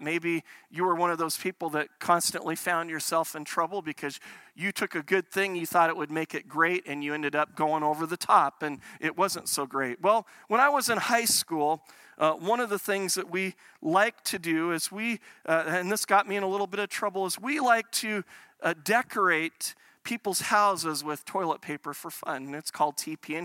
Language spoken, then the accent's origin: English; United States; now in Calgary, Canada; I grew up in the States